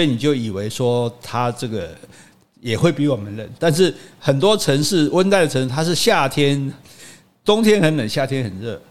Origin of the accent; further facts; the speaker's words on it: Taiwan; 我们台湾人